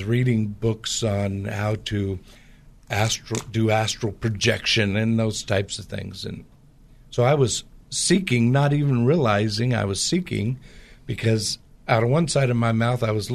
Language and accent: English; Portland area, Pacific Northwest, United States; I grew up in the Pacific Northwest